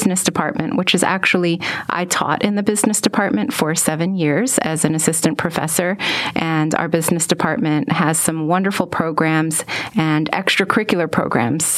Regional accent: New York City, New York, United States; moved away as an adult; now in Texas, United States; I was actually born and raised in New York City.

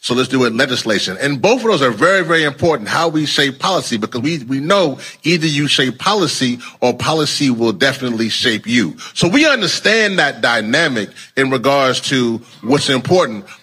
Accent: Louisiana, United States; moved away; my home state, Louisiana

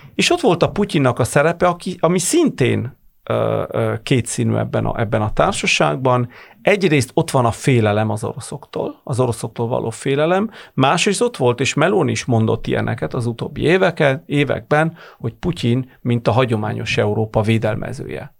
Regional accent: Bologna, Emilia-Romagna, Italy; also born or lived in Florence, Italy; Firenzében, vagy éppen Bolonyában, ahol, ahonnan származom

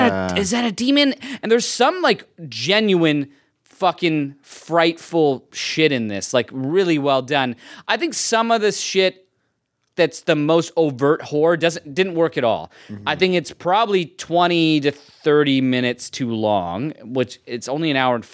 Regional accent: Edmonton, Alberta, Canada; born or raised there

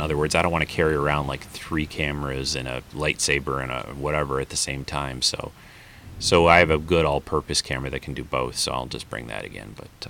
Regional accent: Michigan, United States; I'm from Michigan

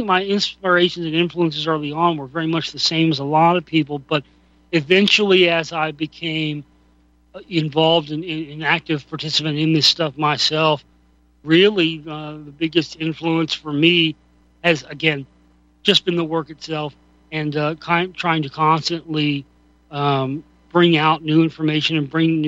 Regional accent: Dallas, Texas, United States; as a kid growing up in Dallas

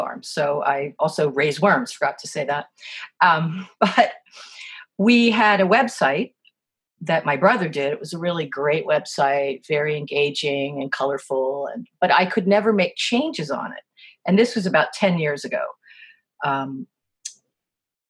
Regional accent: East Coast, United States; also born or lived in California; now in Vermont, United States; I moved here from California, although I am from the East Coast originally.

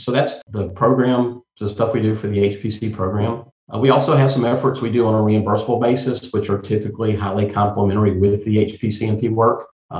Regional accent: Maine, United States; born there; Personally, I was born in Loring Air Force Base in Maine.

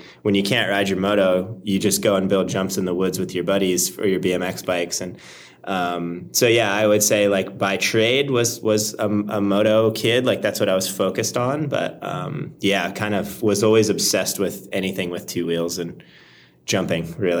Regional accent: Florida, United States; I grew up in Florida

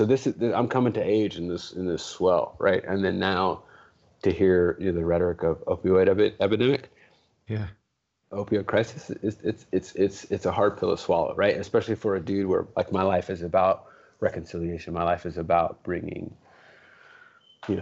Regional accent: Los Angeles, California, United States; I grew up in the hood. I mean, I grew up in Watts

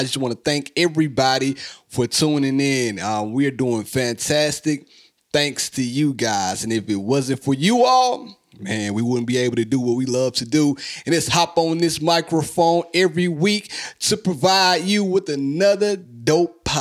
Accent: Hazlehurst, Mississippi, United States; my hometown, Hazelhurst, Mississippi

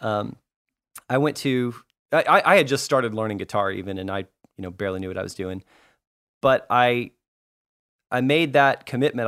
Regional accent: Arlington, Texas, United States; also born or lived in California; we grew up in, um, in North Texas, in the Dallas area, in Arlington, Texas specifically.

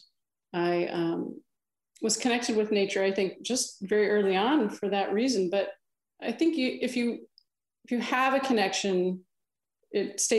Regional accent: Milan, Illinois, United States; moved away; I grew up in Western Illinois, the Quad Cities

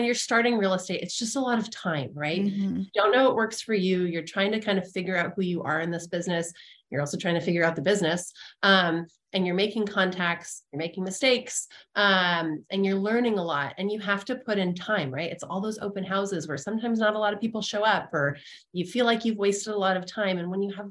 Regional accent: Santa Barbara, California, United States; moved away as an adult; also born or lived in San Luis Obispo, California / Texas; now in Burlingame, United States; I grew up in Santa Barbara

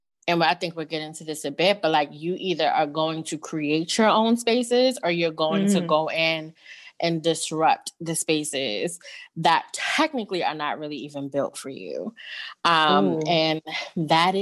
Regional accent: New York, United States; now in Washington, DC, United States; I am now based in DC, but born and raised in New York.

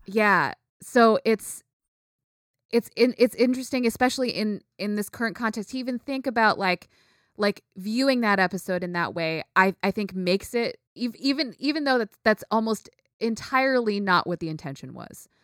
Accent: United States; I grew up in the United States, you know? Like, I grew up here, I'm American

